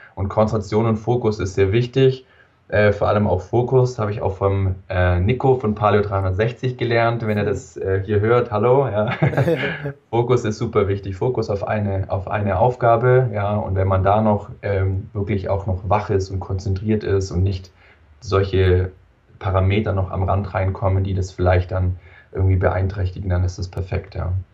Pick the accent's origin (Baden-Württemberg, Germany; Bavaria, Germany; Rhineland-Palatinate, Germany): Baden-Württemberg, Germany; Wangen im Allgäu; komme aus dem wunderschönen Wangen im Allgäu, ganz unten in, im Süden von Deutschland